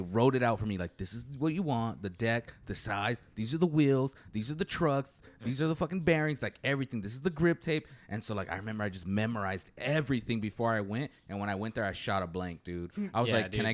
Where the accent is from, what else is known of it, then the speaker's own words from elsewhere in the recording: Coachella, California, United States; also born or lived in Indio, California; I moved to from Coachella